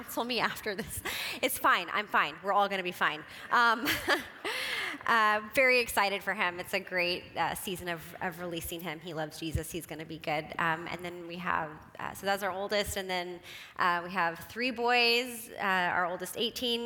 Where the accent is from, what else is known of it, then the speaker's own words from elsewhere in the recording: Houston, Texas, United States; moved away; I am originally from Houston, Texas, and so it's kind of one of those things, you know, you can take the girl out of the South, but you can't take the South out of the girl